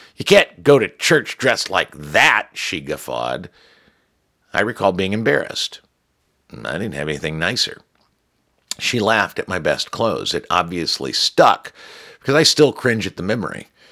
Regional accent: United States; I'm an American mutt

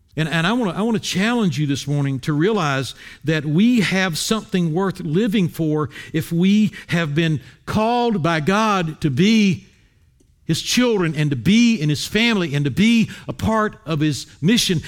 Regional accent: Wilmington, North Carolina, United States; moved away; I grew up in Wilmington, North Carolina

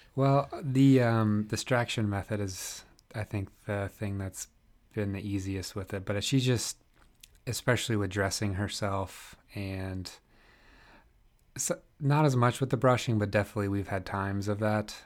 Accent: East Central Indiana, United States; moved away as an adult; also born or lived in Northeast Philadelphia; now in Philadelphia, United States; I grew up in Indiana, uh, East Central Indiana, so I liken myself to a, a, Midwesterner

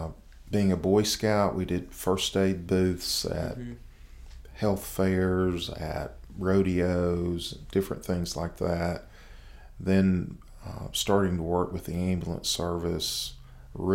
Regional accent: Henderson, Tennessee, United States; also born or lived in Jacks Creek, Tennessee; So I grew up in Henderson, Tennessee, a little bedroom community about 30 miles south of here. Mm-hmm. And I actually grew up 5 miles east of Henderson in a little community called Jack's Creek.

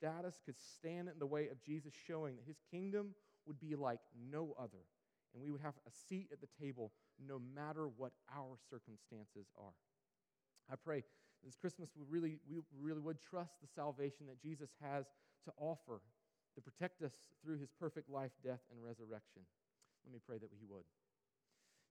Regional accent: Sampson County, North Carolina, United States; where I grew up out in Sampson County

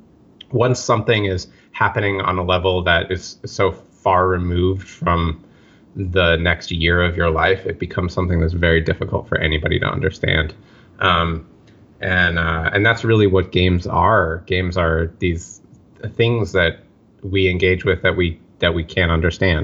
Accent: New York City, New York, United States; growing up in Park Slope in Brooklyn

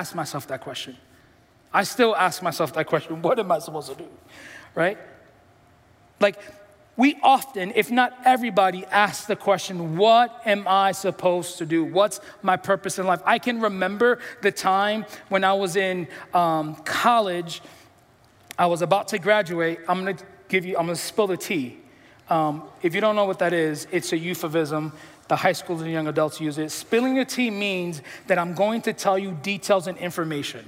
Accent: New York City, New York, United States; I'm from the Bronx

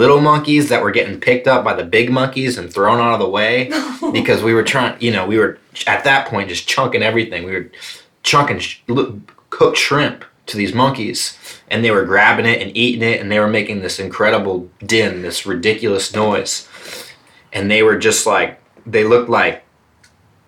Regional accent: South Carolina, United States; There's a place in South Carolina in my home state

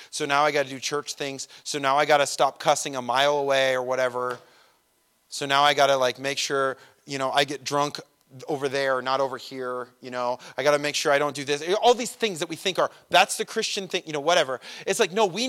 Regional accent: Redlands, California, United States; I'm from Redlands

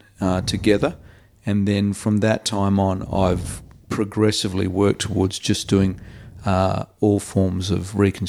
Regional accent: Perth, Western Australia, Australia; Oh, I think it was a great experience. I had four brothers, and we're all very sporty, and we only had our immediate family here, so it was a busy life.

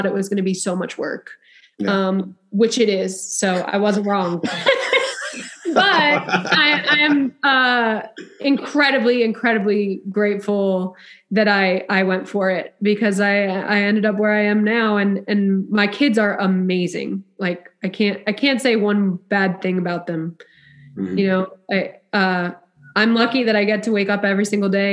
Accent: New Jersey, United States; now in Dallas area, Texas, United States; I'm from Central Jersey, but really probably North

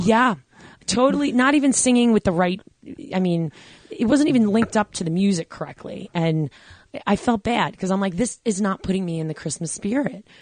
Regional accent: New York, United States; I grew up in New York

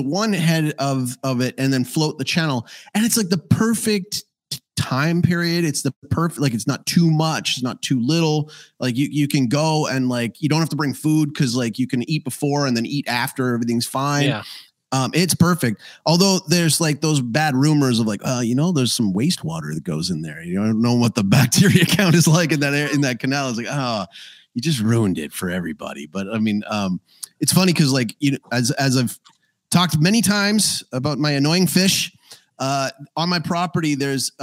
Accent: Calgary, Alberta, Canada; in Calgary, my hometown

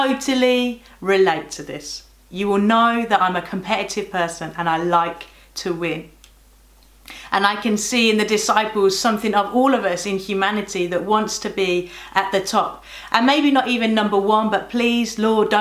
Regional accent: Birmingham, West Midlands, United Kingdom; moved away; I'm from Birmingham.

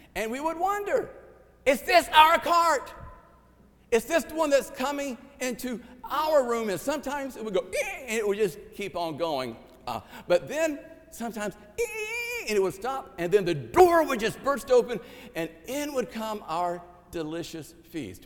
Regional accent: Ninety Six, South Carolina, United States; my hometown of 96, South Carolina

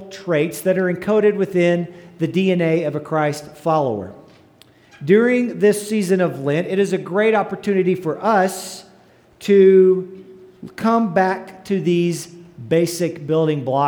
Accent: Gruver, Texas, United States; moved away; my alma mater, the Mighty Groover Greyhounds

